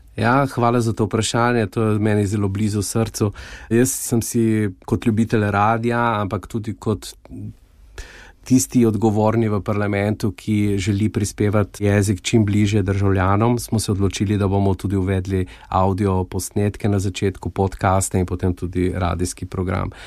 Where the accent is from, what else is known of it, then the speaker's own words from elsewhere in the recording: Goriška Brda, Slovenia; moved away as an adult; now in Luxembourg; Jaz sem doma iz Goriških brd, blizu Soče